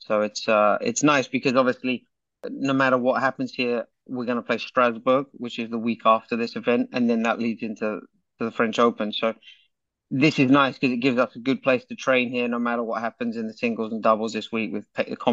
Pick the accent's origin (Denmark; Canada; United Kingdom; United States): United Kingdom; England; being English